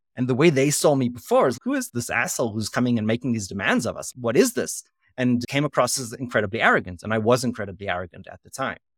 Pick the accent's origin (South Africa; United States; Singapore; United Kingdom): South Africa; moved away; also born or lived in Israel; I'm a South African, so I spoke perfect, uh, English